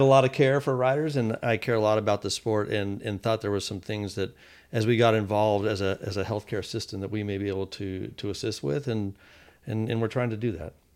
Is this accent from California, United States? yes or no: no; Fort Worth, Texas, United States; I grew up in Texas, in, in Fort Worth